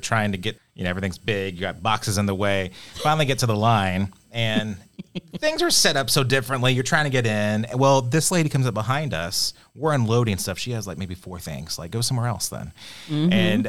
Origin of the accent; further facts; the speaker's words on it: Bentonville, Arkansas, United States; I'm from Bentonville.